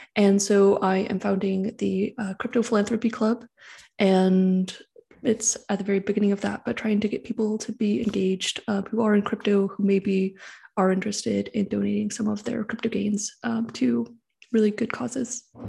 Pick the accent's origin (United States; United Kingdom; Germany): United States; San Francisco Bay Area, California; I grew up in the San Francisco Bay Area